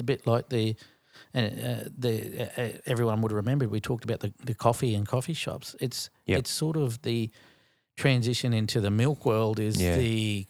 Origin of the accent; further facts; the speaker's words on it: Australia; I'm from Australia.